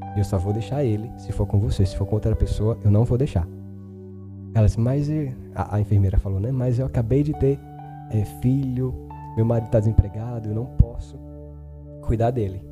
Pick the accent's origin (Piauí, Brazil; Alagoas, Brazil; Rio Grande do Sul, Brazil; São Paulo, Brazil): Alagoas, Brazil; Delmiro Gouveia; also born or lived in Paulo Afonso, Bahia; Eu cresci acreditando que eu tinha nascido aqui